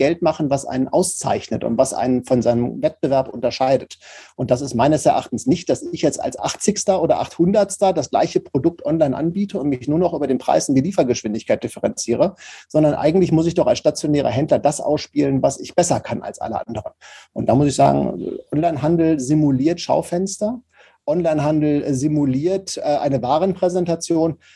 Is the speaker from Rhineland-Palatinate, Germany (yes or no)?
no; Paderborn, North Rhine-Westphalia, Germany; Ich komme ja aus Paderborn das ist ja so ostwestfälische Provinz.